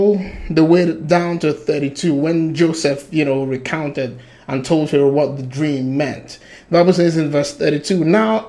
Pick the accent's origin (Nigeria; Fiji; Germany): Nigeria; I'm Nigerian